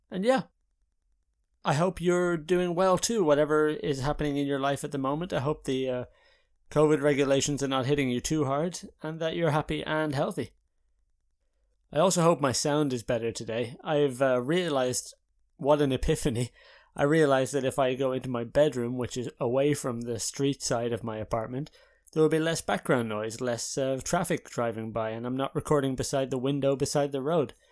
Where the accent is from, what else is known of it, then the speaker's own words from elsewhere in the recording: Haarlem, North Holland, Netherlands; so i'm in the netherlands now in haarlem my hometown but for the last two months i had been in ireland in rural ireland in clonmellon with my parents